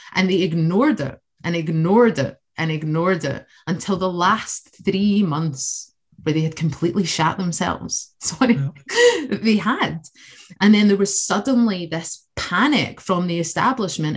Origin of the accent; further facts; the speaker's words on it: Scotland, United Kingdom; Having an Irish heritage in Scotland